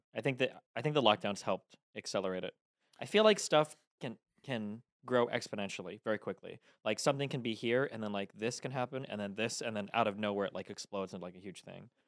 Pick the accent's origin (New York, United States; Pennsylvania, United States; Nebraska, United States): Nebraska, United States; Omaha; now in Los Angeles, United States; I'm from Omaha, Nebraska.